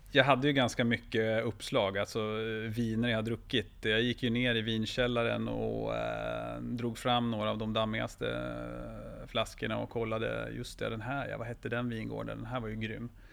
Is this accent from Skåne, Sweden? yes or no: no; Jämtland, Sweden; jag är uppvuxen i Jämtland